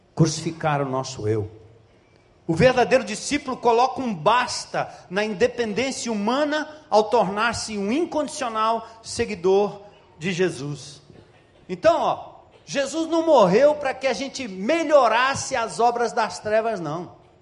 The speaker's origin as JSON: {"language": "Portuguese", "region": "São Paulo", "country": "Brazil", "tie": "born or raised there", "said": "Nascido e criado na Zona Norte de São Paulo, filho de nordestino"}